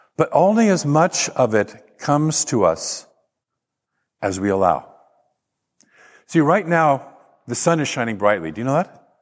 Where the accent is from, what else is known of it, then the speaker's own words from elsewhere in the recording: Portland, Oregon, United States; I grew up in Portland and, and down, down river from there, as the Columbia River hits the ocean